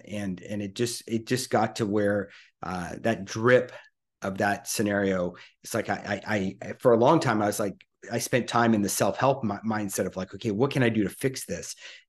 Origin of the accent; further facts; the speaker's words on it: Louisiana, United States; So basically, I'm 55 today, as of this recording, and I grew up in Louisiana.